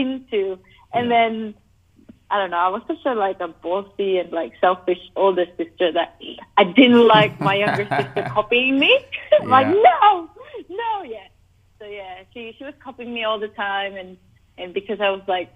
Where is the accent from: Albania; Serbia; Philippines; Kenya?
Philippines; Cebu City, Central Visayas; Cebu City, Philippines!